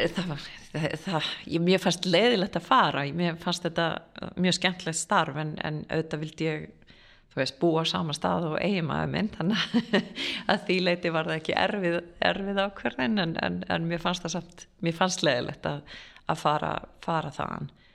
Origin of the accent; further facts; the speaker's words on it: Garðabær, Capital Region, Iceland; moved away as an adult; also born or lived in California, United States; ég Eh, fættist á Íslandi og, og ólst upp hér að mestu leiti, bjórendar í bandarginum í Kaliforníu frá 5-11 ára aldurs